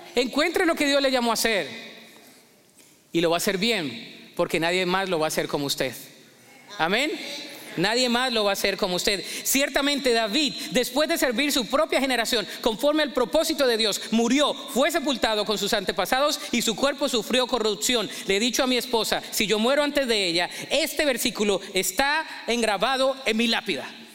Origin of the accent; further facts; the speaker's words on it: Colombia; moved away; mi acento no me lo voy a quitar, yo soy colombiano toda la vida